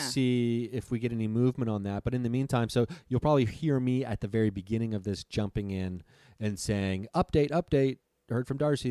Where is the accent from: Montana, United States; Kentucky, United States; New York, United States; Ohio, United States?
Ohio, United States; Dayton; my hometown, Dayton, Ohio